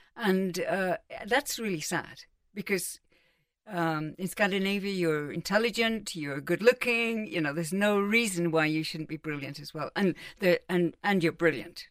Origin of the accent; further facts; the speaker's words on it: London, United Kingdom; also born or lived in Cambridge; I was brought up in London and Cambridge